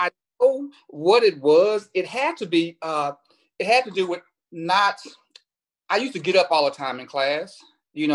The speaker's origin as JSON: {"language": "English", "town": "Houston", "region": "Texas", "country": "United States", "tie": "born or raised there", "also_born_or_lived": "Kentucky", "said": "I'm born and raised in Houston, Texas"}